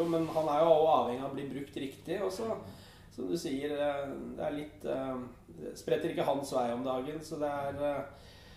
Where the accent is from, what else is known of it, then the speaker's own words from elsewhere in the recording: Eastern Norway, Norway; som østlending